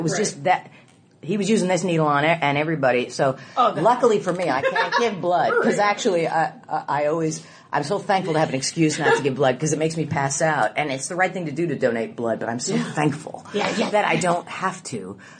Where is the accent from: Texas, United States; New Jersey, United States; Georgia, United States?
New Jersey, United States; also born or lived in Houston, United States; I grew up in New Jersey and Houston.